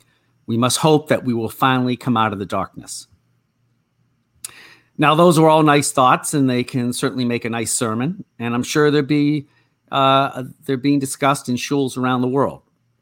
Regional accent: Natick, Massachusetts, United States; it's about the dog I had while growing up in the Boston area, in Natick.

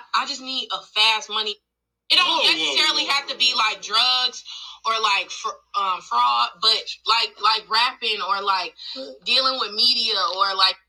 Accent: Chicago, Illinois, United States; I'm from Chicago

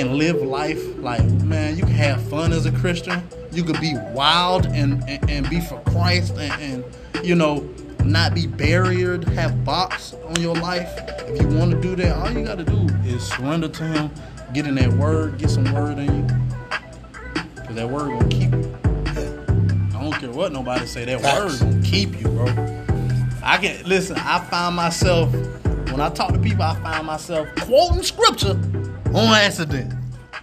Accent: Columbus, Georgia, United States; now in Tampa, United States; I came from Columbus, Georgia.

